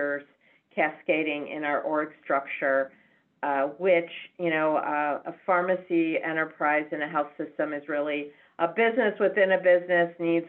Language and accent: English; Chicago, Illinois, United States; moved away as an adult; now in San Francisco, United States; I am born and bred in Chicago, Illinois, so the home base for Becker's. And lived my entire life in Chicago up until a few years ago